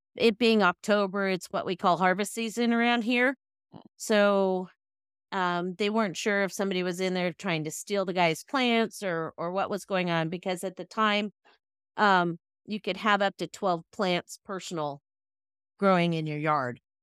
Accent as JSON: {"language": "English", "area": "Sacramento County", "region": "Northern California", "country": "United States", "said": "I'm from Northern California in the Sacramento County area"}